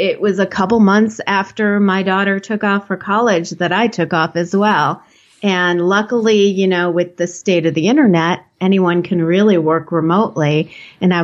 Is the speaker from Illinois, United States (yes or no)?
yes; Chicago, Illinois, United States; moved away as an adult; also born or lived in Los Angeles, California; now in rural mountains of California, United States; I grew up in the Chicago area